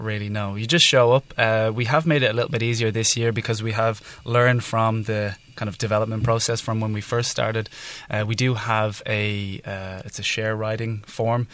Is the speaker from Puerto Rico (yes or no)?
no; Dublin, Leinster, Ireland; now in Taiwan; I'm from Ireland, from Dublin, Ireland